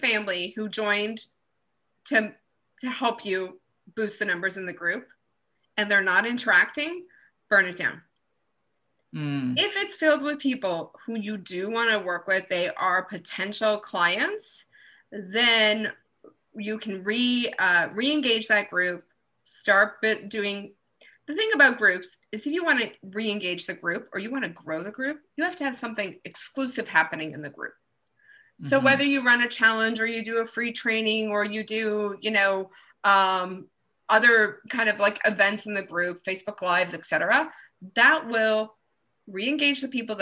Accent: Canada; I'm Canadian.

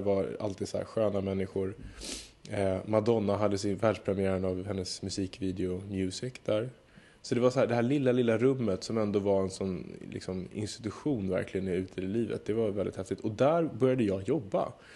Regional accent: Södertälje, Stockholm County, Sweden; jag är uppvuxen i Södertälje, så att det är ju verkligen nära Stockholm

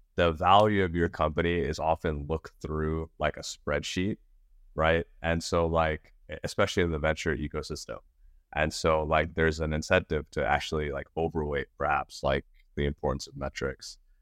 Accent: Nashville, Tennessee, United States; also born or lived in New York City / India; my parents immigrated from India to New York City, and then they moved down to Nashville. And so it's like where I finished high school

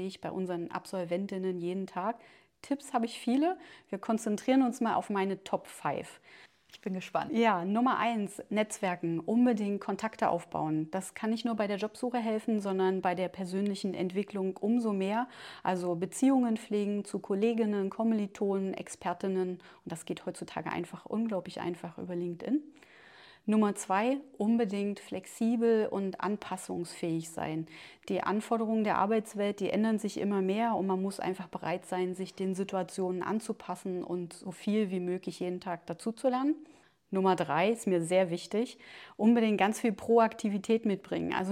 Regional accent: Schönebeck, Saxony-Anhalt, Germany; also born or lived in Staßfurt; now in Magdeburg, Germany; ich bin ein Kind der Region, ich bin in Stasswort geboren, in Schönebeck zur Schule

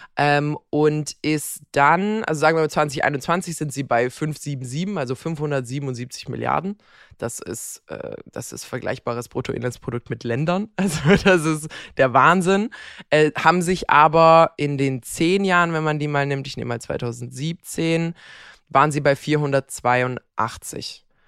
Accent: Croatia; moved away; meine Heimat Kroatien

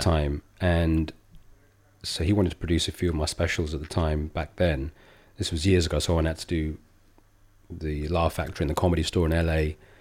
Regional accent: England, United Kingdom; when I grew up, I was born in the seventies, mid-seventies. It was very diff-, England was a very different place

